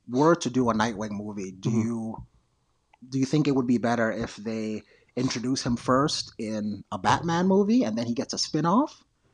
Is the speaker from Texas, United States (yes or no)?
no; New York City, New York, United States; I grew up in New York City, and I remember love going to FAO Schwartz.